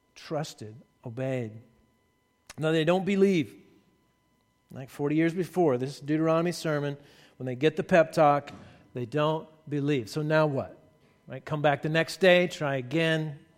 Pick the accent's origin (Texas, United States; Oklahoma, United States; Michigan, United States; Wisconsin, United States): Texas, United States; Somerville; moved away; I'm from Texas originally, and I played football, and my dad was my football coach